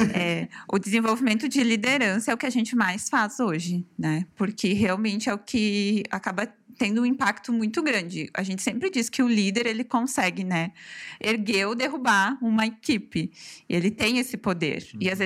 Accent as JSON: {"language": "Portuguese", "town": "Farroupilha", "region": "Rio Grande do Sul", "country": "Brazil", "tie": "born or raised there", "said": "E sou natural aqui de Farroupilha, sempre uhum. morei aqui"}